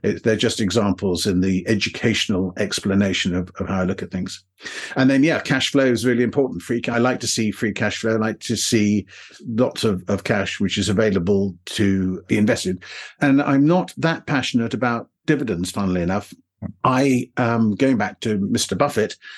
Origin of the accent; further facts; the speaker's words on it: England, United Kingdom; accent: somewhat English; my somewhat English accent